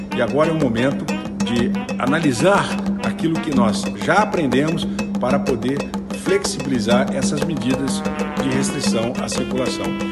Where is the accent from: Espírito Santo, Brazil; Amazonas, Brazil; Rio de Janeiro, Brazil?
Rio de Janeiro, Brazil; sou cria aqui da Maré, uma favela aqui do Rio de Janeiro